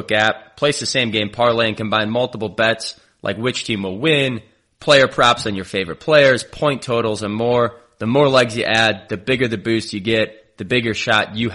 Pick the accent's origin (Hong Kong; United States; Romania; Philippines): United States; Sleepy Eye, Minnesota; Shout out to my hometown of Sleepy Eye, Minnesota.